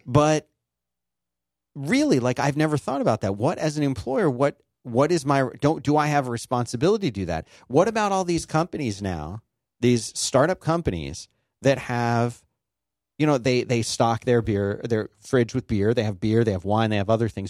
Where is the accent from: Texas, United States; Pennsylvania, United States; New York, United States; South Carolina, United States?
Pennsylvania, United States; Philadelphia; I'm from Philly